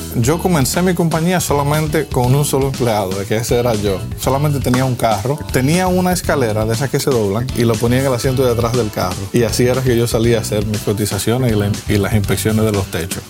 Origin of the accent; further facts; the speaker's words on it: Dominican Republic; moved away as an adult; also born or lived in Michigan / Florida; now in United States; En la República Dominicana, que es de donde yo soy